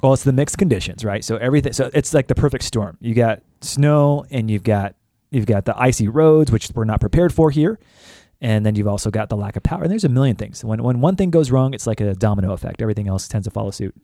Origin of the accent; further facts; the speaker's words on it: California, United States; moved away; I was raised in California